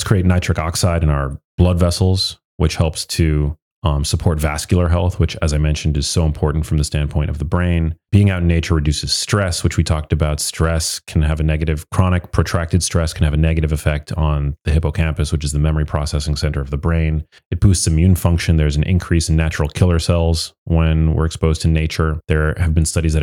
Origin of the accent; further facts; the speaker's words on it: New York City, New York, United States; I was born in New York City, so I'm an urbanite